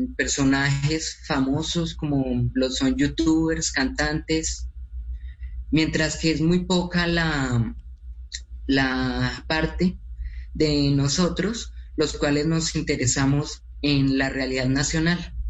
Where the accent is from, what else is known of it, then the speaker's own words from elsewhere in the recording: Colombia; nosotros, eh, como colombianos